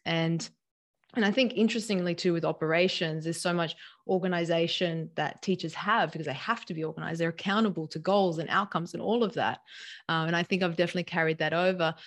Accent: Sydney, New South Wales, Australia; also born or lived in San Diego; we came to, back to my hometown, Sydney

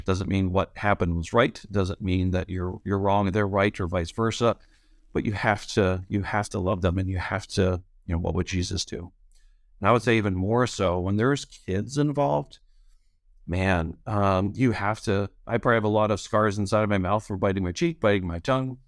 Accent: Beaver Falls, Pennsylvania, United States; moved away as an adult; also born or lived in Chicago / Indiana; now in Michigan, United States; I grew up outside of Western Pennsylvania, small town called Beaver Falls

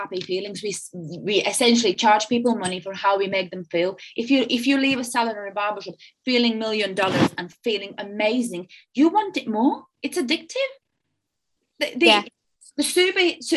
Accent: Latvia; moved away; I'm from Latvia and I'm a European.

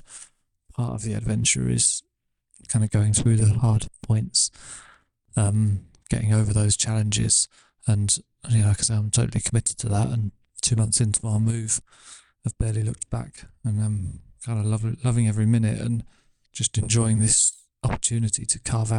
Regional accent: Manchester, North West England, United Kingdom; moved away as an adult; now in Auckland, New Zealand; I'm from Auckland now. But before that, I was from Manchester in England.

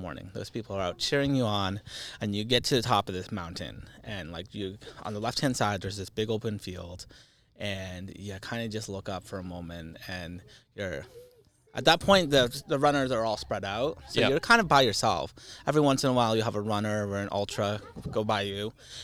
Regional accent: New Hampshire, United States; growing up in New Hampshire, you're very sheltered to a lot of things

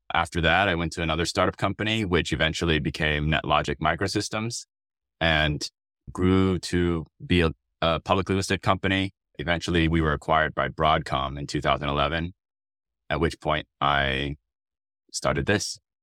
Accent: Austin, Texas, United States; moved away as an adult; also born or lived in Stanford, California; I was born and raised in Austin, Texas

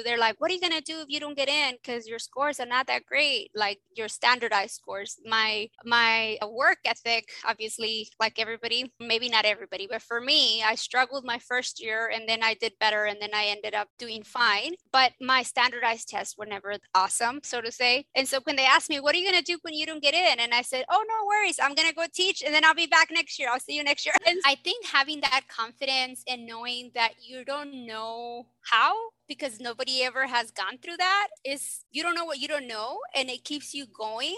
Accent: South Texas, United States; I'm from South Texas, which is, I call it Little Mexico, because in South Texas, it's like everybody speaks Spanish and we're mainly all Mexicans.

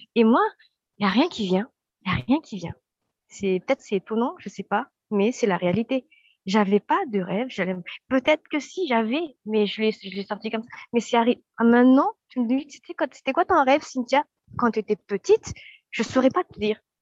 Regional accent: Madagascar; moved away as an adult; now in France; alors je viens de Madagascar

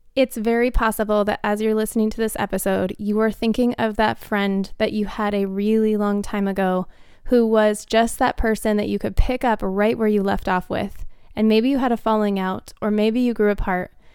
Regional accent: Phoenix, Arizona, United States; moved away; I grew up in Phoenix, Arizona, and all four of them still live here

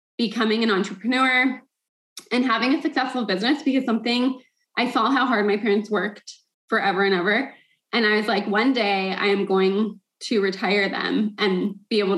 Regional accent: United States; I was born in the States

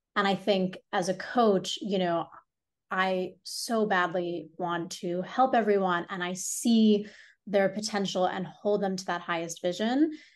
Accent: Hong Kong; also born or lived in India; now in New York City, United States; I was born and raised in Hong Kong

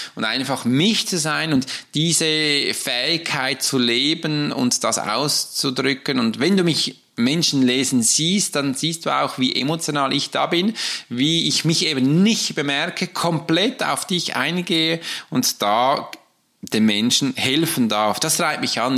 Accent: Switzerland; ich bin ein Schweizer

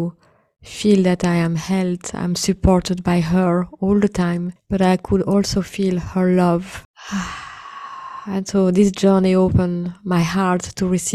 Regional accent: India; being an Indian woman

